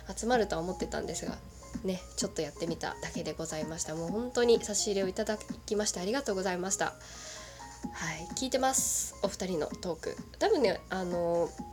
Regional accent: Kagoshima, Japan; 私が鹿児島出身っていうことはご存知だと思うんですけれども

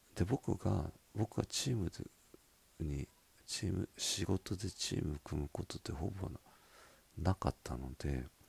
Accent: Miyazaki, Japan; accent: Miyazaki dialect; 私の宮崎弁

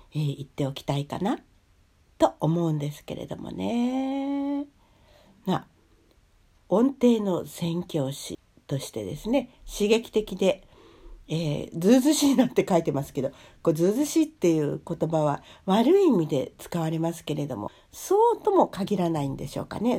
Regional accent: Japan; also born or lived in Hungary; 日本にね生まれ育った

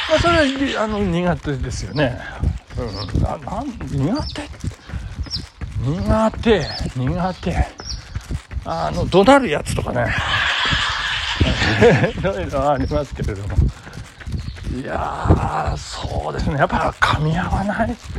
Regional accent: Nagano, Japan; 私の住んでるというか私の実家がある南堀地区

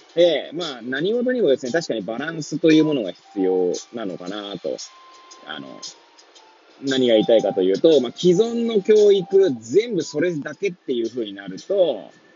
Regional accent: Hachioji, Tokyo, Japan; moved away as an adult; now in Kamaishi, Japan; 八王子生まれ、八王子育ち、震災の前の年から、玉石で働く

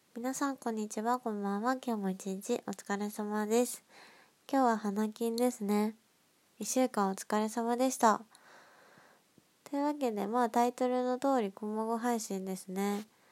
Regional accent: Nagoya, Aichi, Japan; moved away as an adult; now in Tokyo, Japan

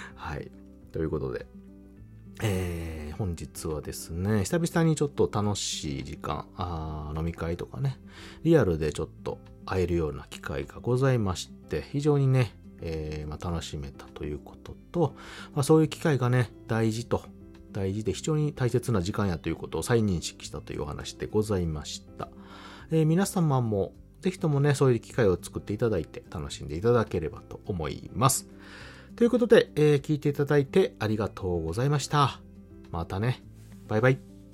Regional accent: Kansai, Japan; 私関西の人間なので

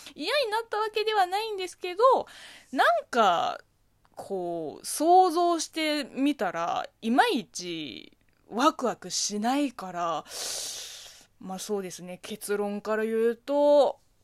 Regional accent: Zhejiang, China; Japanese is a second language; now in Japan; 中国生まれ、中国育ちの私

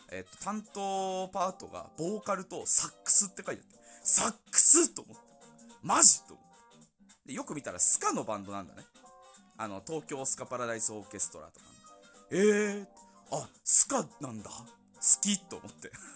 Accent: Yamagata, Japan; accent: Yamagata dialect; 俺らからしたら山形弁は通、普通の言語なのかな

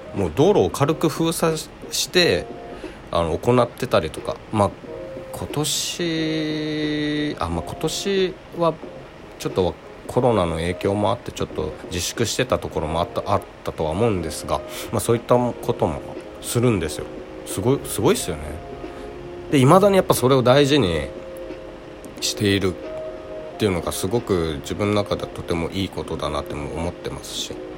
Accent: Okinawa, Japan; この私が生まれ育った沖縄なんですけどね

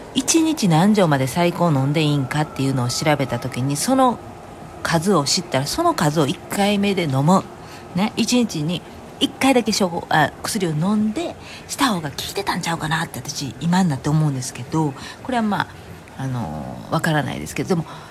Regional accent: Kansai, Japan; moved away; 関西人なんで

